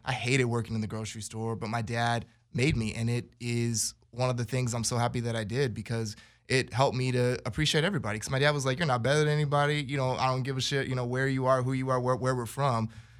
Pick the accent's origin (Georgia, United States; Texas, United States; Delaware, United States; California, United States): California, United States; Inglewood; I grew up in Inglewood. My grandparents and my family are from New Orleans.